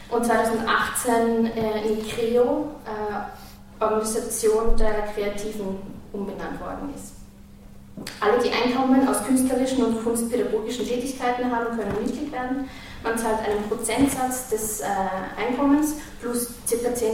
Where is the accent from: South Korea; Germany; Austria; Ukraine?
Austria; Vienna; moved away as an adult; now in Oslo, Norway; Ich bin in Wien aufgewachsen und mit 21 nach Oslo gezogen, wo ich als professionelle Musikschaffende sozialisiert wurde. Ich bin froh, dass ich aus Wien bin, viel verbindet mich mit dieser Stadt.